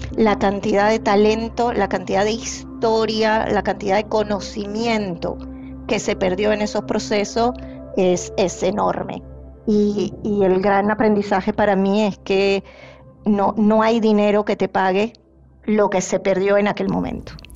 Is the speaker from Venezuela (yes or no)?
yes; Venezuela; moved away; Yo soy originalmente de Venezuela